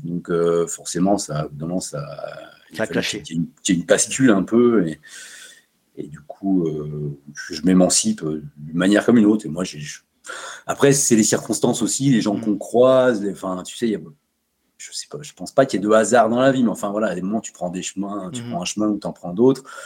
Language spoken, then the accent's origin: French; Savoie, Auvergne-Rhône-Alpes, France; now in Chambéry, France; Savoyard depuis toujours, j'ai grandi en Savoie dans une petite une petite bourgade plutôt rurale